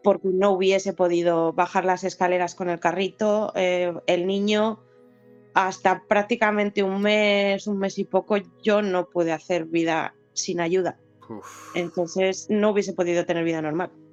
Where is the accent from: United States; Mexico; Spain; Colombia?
Spain; moved away as an adult; now in United Kingdom; los dos somos españoles